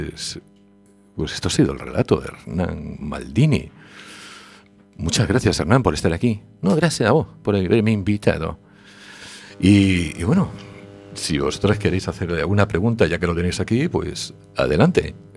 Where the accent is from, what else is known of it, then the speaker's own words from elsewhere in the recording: Argentina; los argentinos nacimos cabeza abajo, somos del hemisferio